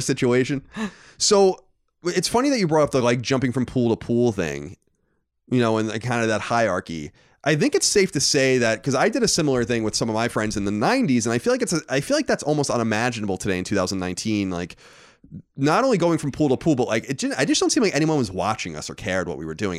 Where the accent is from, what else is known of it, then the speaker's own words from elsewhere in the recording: Long Island, New York, United States; we grew up on Long Island.